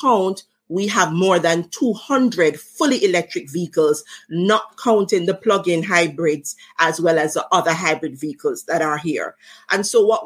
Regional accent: Jamaica; I like being Jamaican, because though we are a small country

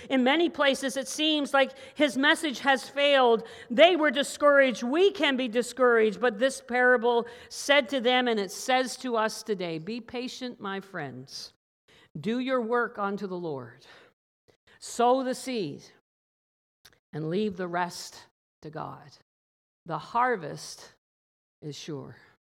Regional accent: Newfoundland and Labrador, Canada; growing up as a child in Newfoundland.

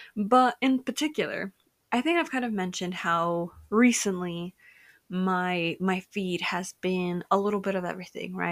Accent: United States; Mexican-American, Mexican version of me

